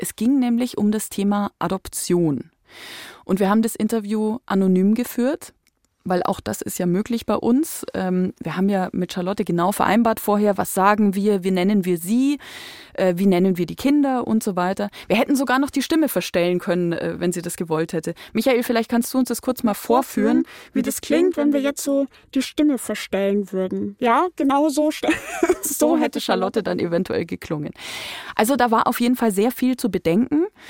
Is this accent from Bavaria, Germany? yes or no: yes; Upper Palatinate, Bavaria, Germany; Ich komme aus der Wein